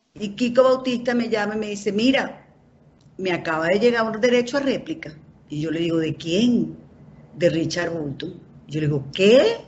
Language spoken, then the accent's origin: Spanish; Caracas, Capital District, Venezuela; yo soy barguense yo digo, yo soy caraqueño